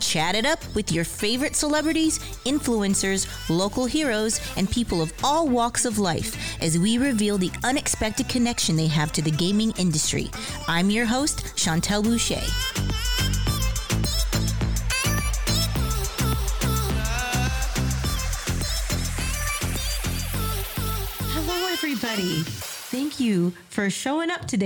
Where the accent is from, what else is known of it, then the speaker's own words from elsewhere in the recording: Hawaii, United States; now in Dallas, United States; And I'm also from Hawaii originally.